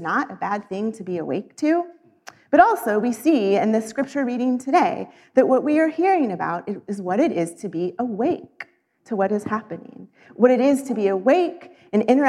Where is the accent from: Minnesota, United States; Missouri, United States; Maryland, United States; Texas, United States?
Missouri, United States; moved away; also born or lived in Arizona; I grew up in Missouri, where daylight savings is practiced, but for 16 years lived in Arizona